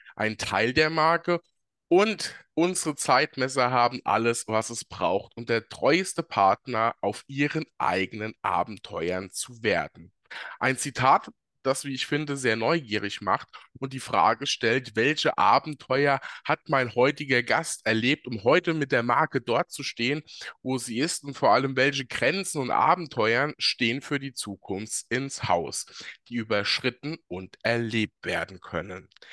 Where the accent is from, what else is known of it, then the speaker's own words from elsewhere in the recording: Germany; bei uns in Deutschland